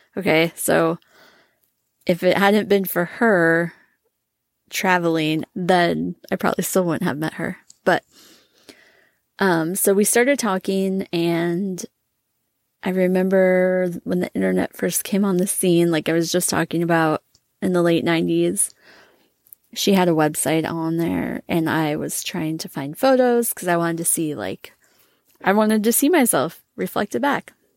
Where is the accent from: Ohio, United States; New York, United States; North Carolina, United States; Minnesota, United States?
Minnesota, United States; I grew up in Minnesota.